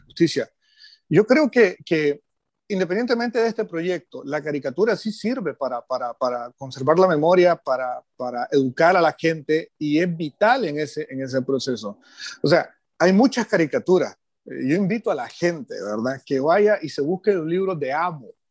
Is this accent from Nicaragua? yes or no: yes; Nicaragua; hemos tenido como sociedad nicaragüense